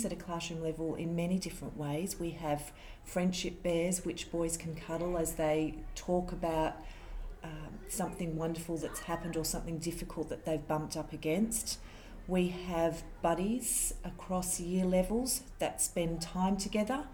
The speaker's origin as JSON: {"language": "English", "country": "Australia", "tie": "born or raised there", "said": "I was also born in Australia. Both my parents come from India."}